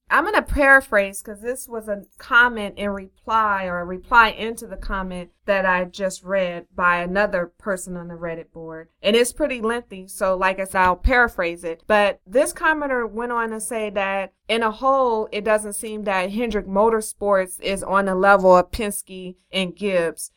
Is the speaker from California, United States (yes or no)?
yes; Los Angeles, California, United States; I'm from Los Angeles.